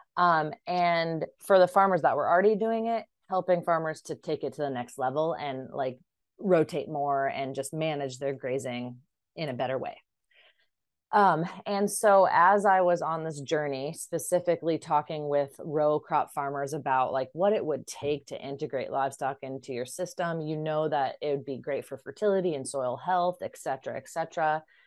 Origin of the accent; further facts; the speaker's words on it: Iowa, United States; moved away; also born or lived in upstate New York; I'm originally from Iowa